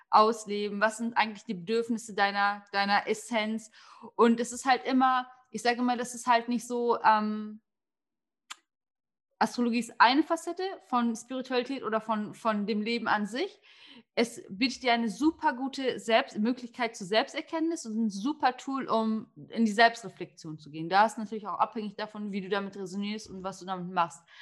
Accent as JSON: {"language": "German", "country": "Turkey", "said": "ähm, ich bin damit aufgewachsen. Ähm, ich bin Türkin und in unserer Kultur, sage ich jetzt mal ganz salopp, ist es gar nicht so was Außergewöhnliches, sich mit Sternzeichen, Kaffeesalz etc. zu beschäftigen."}